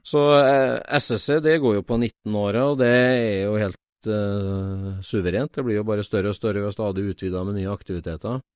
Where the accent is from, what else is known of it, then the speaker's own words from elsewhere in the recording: Trondheim, Trøndelag, Norway; now in north of Oslo, Norway; Jeg er fra Trondheim, og det må jeg bare ta et forbehold om dialektforvirring med en gang. Jeg er fra Trøndelag